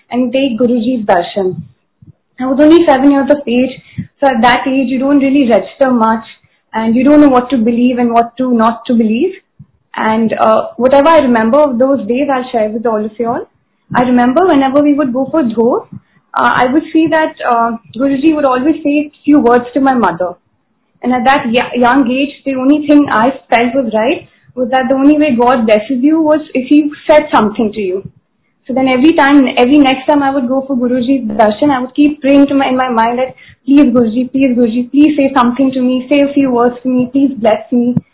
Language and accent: English; Mumbai, Maharashtra, India; I'm from Bombay.